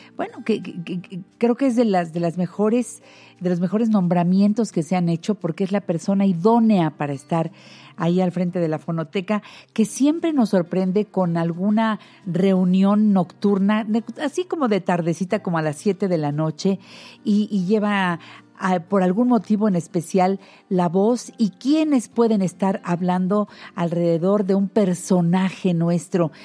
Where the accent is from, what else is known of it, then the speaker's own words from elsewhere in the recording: Mexico; nuestro México